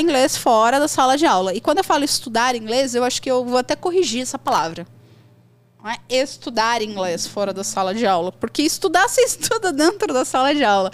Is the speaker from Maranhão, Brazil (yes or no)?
no; São Paulo, Brazil; moved away as an adult; now in Espírito Santo, Brazil; eu sou de São Paulo, mas eu moro hoje no Espírito Santo